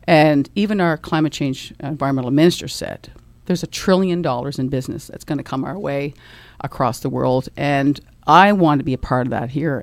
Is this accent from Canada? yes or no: yes; Dartmouth, Nova Scotia, Canada; I grew up in Dartmouth and, uh, been here my whole life